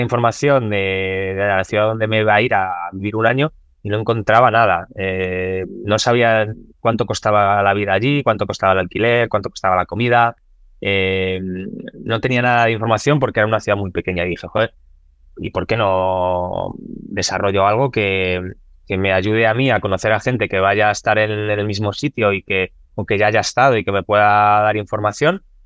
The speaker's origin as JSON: {"language": "Spanish", "country": "Spain", "also_born_or_lived": "Lahti, Finland", "said": "lo que había vivido en, España"}